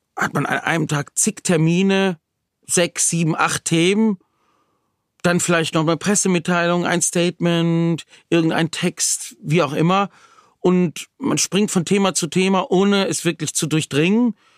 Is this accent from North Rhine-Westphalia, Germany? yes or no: yes; Wuppertal, North Rhine-Westphalia, Germany; Ich komme aus Wuppertal, bin da auch geboren, lebe